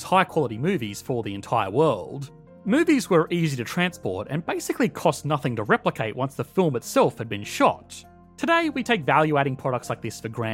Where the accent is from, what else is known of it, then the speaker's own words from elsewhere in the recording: Australia; as an Australian